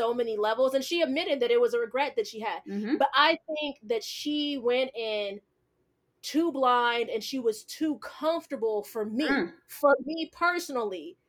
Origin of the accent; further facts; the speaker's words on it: United States; I'm an American